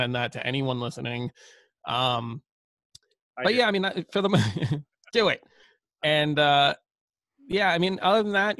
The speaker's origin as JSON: {"language": "English", "town": "New York City", "region": "New York", "country": "United States", "tie": "born or raised there", "said": "growing up, I grew up in Brooklyn"}